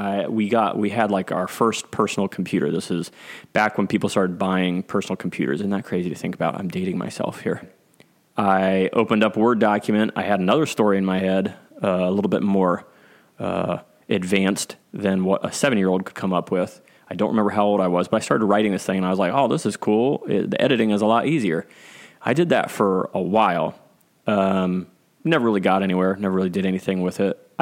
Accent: Clintonville, Ohio, United States; When I was a kid, single digits kid, growing up in Clintonville in Ohio

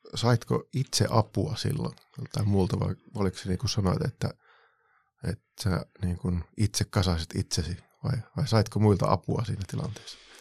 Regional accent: Varkaus, North Savo, Finland; silloin omassa lapsuudessa, nuoruudessa tuolla varkaudessa Savossa

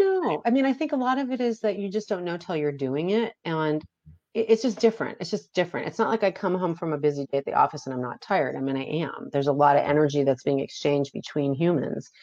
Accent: Beverly Hills, California, United States; I grew up in Beverly Hills.

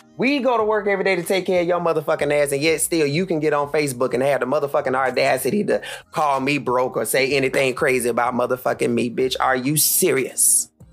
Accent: Charlotte, North Carolina, United States; I am from Charlotte

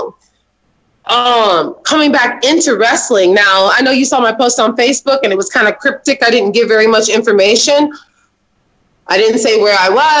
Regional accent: Champaign, Illinois, United States; Champaign. That's where I was born and raised

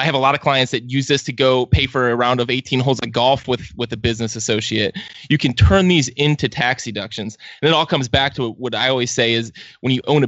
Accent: Cleveland, Ohio, United States; I'm from Cleveland. I'm used to this.

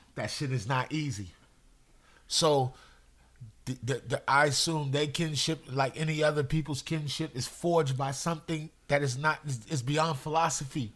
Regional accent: New York City, New York, United States; I'm from Brooklyn. I I grew up out in the streets.

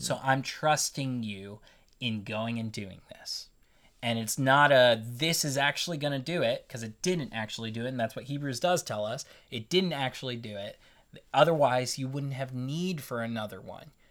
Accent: United States; I'm an American

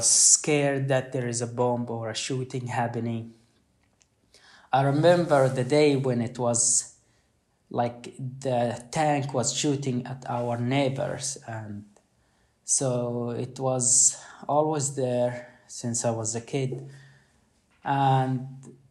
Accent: Khan Yunis, Gaza Strip, Palestine; born or raised there; now in Sweden

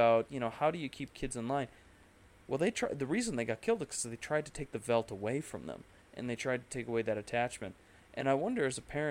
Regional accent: United States; as an American

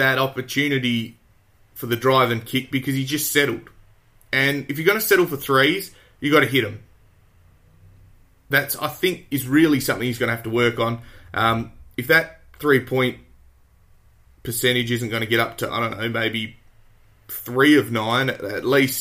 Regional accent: Australia; I'm an Aussie

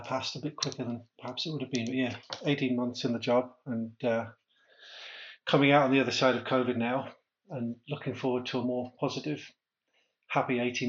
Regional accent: Amble, North East England, United Kingdom; Yeah, so Amble, or Amble by the Sea, as it was known when I was growing up, we've dropped the by the sea now, is a little fishing town, about 5,000 people on the northeast coast of England.

